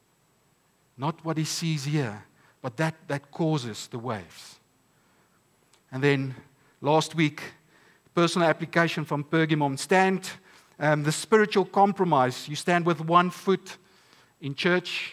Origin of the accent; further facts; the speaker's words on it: Stellenbosch, Western Cape, South Africa; I'm from Stellenbosch